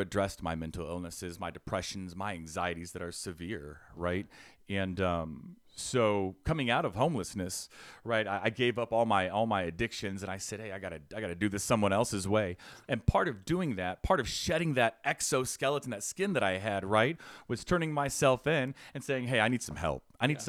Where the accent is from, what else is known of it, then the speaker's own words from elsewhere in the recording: Fishers, Indiana, United States; So, growing up, I grew up in Fishers, right?